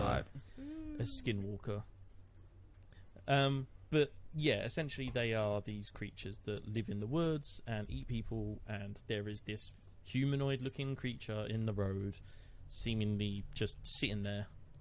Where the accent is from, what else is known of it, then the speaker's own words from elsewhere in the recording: England, United Kingdom; To me, as an English person